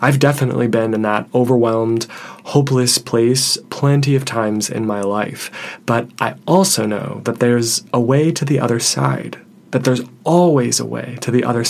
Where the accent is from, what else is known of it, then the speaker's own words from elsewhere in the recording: Detroit, Michigan, United States; I'm originally from Detroit